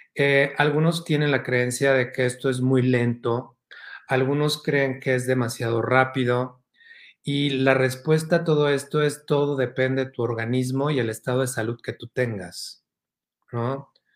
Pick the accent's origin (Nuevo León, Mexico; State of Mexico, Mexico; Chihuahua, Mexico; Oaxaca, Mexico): Oaxaca, Mexico; me crié una gran parte en Oaxaca